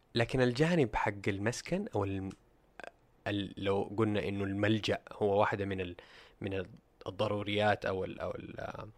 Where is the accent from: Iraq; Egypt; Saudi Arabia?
Saudi Arabia; عندنا في السعوديه